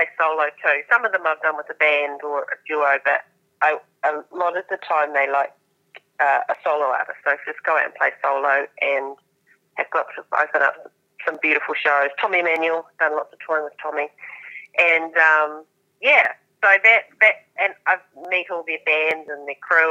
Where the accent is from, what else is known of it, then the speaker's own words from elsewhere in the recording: Southland, New Zealand; accent: Kiwi; moved away as an adult; also born or lived in Gore / Texas, United States; now in Nashville, United States; I'm a southerner. I'm from Southland.